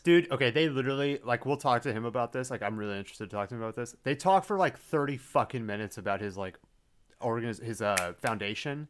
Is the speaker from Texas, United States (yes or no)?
yes; Plano, Texas, United States; I went through, like, half the public school system